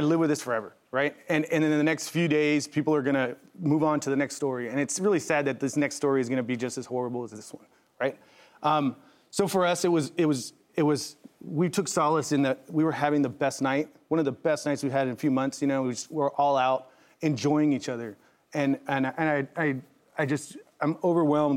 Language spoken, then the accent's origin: English; San Diego, California, United States; now in Colorado Springs, United States; I'm born and raised in San Diego, but in Colorado, that's my family